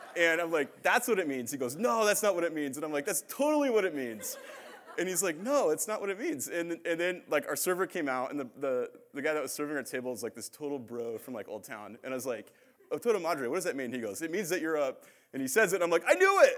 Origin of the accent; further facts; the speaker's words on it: Phoenix, Arizona, United States; also born or lived in Indiana; I'm from Phoenix